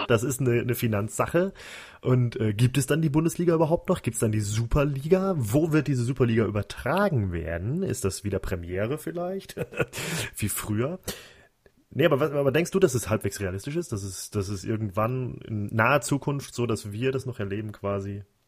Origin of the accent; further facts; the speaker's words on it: Germany; als Deutscher